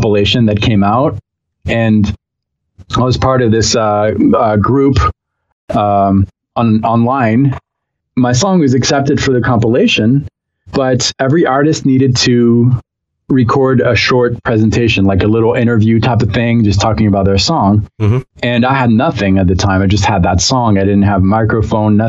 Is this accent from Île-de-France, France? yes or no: no; Aix-en-Provence, Provence-Alpes-Côte d'Azur, France; born or raised there; moved away as an adult; now in United States